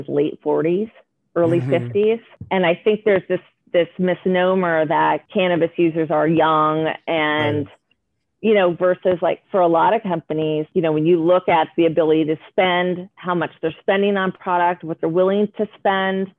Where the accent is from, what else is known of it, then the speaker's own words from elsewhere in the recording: Oregon, United States; I grew up in Oregon with very liberal parents, pot smoking hippies.